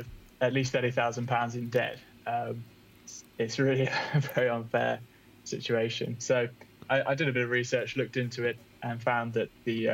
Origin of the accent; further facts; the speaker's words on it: English countryside, England, United Kingdom; moved away as an adult; also born or lived in London; now in Bristol, United Kingdom; I was born in London, but grew up in the English countryside